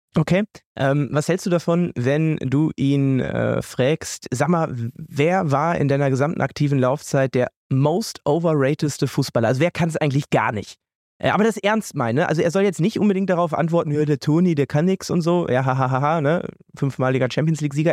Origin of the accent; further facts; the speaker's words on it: Münster, North Rhine-Westphalia, Germany; moved away; in Münster, in äh, meiner Heimat, dort, wo ich jetzt wieder lebe